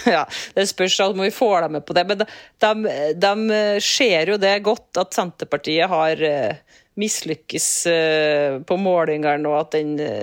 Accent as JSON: {"language": "Norwegian", "town": "Rindal", "region": "Trøndelag", "country": "Norway", "tie": "born or raised there", "moved": "yes", "said": "hjemkommunen min Rindal"}